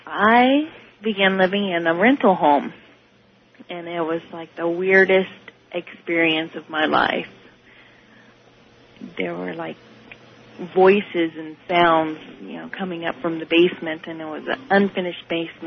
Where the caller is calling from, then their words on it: Washington, United States; I'm from Washington.